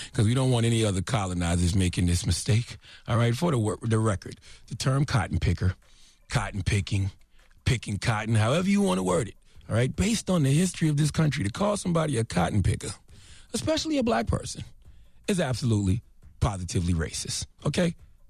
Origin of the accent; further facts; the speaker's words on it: South Carolina, United States; Now, I'm from South Carolina, so if you're not from the South, you probably never heard the phrases you are out of your cotton picking mind or wait a cotton picking minute.